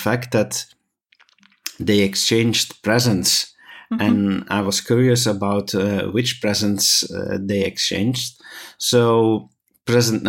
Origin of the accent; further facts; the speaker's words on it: Belgium; we're from Belgium